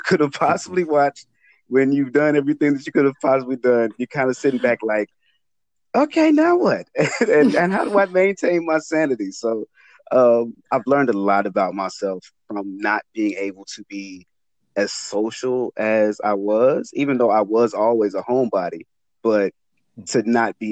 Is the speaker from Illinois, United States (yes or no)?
yes; Chicago, Illinois, United States; I grew up in West Englewood